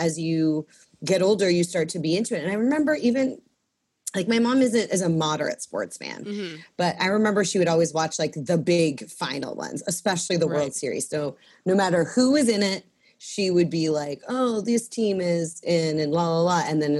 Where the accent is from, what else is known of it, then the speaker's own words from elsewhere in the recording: Sudbury, Ontario, Canada; also born or lived in Chicago, Illinois, United States / Sarasota, Florida, United States; my mom found a Canadian, and she married him, so she moved us to Sudbury. So I moved from Sarasota, Florida, to Sudbury, Ontario.